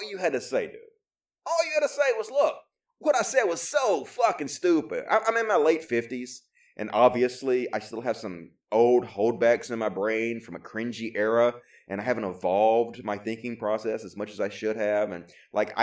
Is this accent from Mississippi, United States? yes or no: yes; Mississippi, United States; I was racist growing up because I grew up in Mississippi